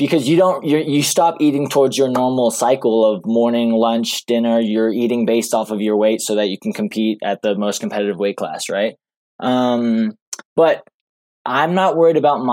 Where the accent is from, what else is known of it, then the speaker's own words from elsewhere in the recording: Boulder, Colorado, United States; moved away as an adult; also born or lived in Gunnison, Colorado / Fayetteville, Arkansas; now in Flagstaff, United States; I grew up in Boulder, Colorado, and then grew up there and then went to college to a Division II school called Western State for 2 years